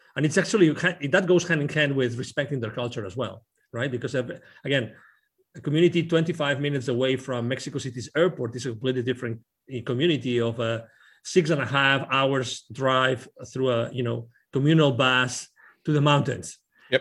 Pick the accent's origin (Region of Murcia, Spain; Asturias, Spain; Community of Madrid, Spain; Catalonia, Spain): Catalonia, Spain; Barcelona; English is a second language; now in Plano, United States; I'm originally from Barcelona. I lived in Plano, Texas